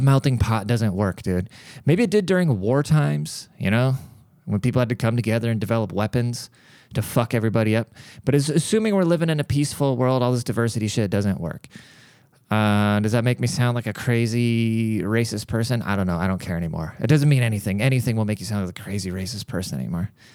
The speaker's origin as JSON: {"language": "English", "country": "United States", "tie": "born or raised there", "said": "a American born citizen"}